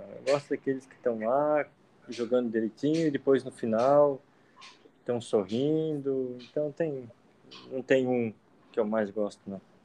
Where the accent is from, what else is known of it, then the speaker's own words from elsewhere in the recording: Blumenau, Santa Catarina, Brazil; Eu participei do Campeonato Catarinense Juvenil, por um clube de Blumenau, onde eu nasci.